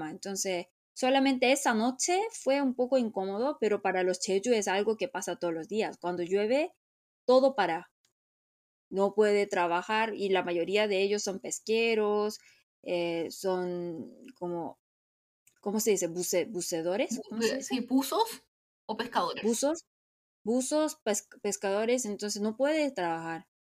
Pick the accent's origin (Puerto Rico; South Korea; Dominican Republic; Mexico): South Korea; first language Korean; Spanish is a second language; como soy nativa y no entiendo el coreano, aunque sea dialecto, no puede ser.